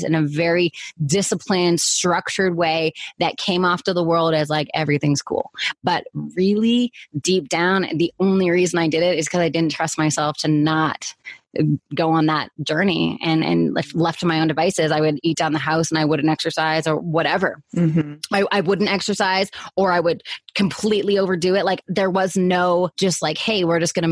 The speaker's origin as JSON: {"language": "English", "country": "Canada", "moved": "yes", "said": "I'm originally from Canada"}